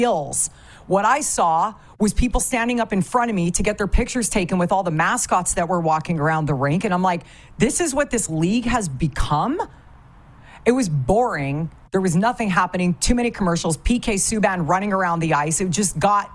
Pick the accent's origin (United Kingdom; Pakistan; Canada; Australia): Canada; moved away; also born or lived in Southern California / South Florida; growing up in Canada and being around hockey 24 hours a day, 7 days a week, 365